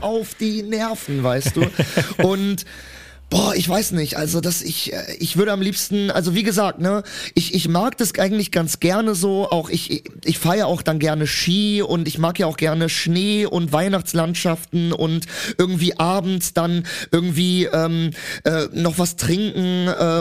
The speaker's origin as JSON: {"language": "German", "town": "Cologne", "region": "North Rhine-Westphalia", "country": "Germany", "tie": "born or raised there", "said": "ich komme ja aus Köln und vor allem komme ich auch aus nicht einer schönen Ecke aus Köln. Ich komme aus Köln-Mühlheim"}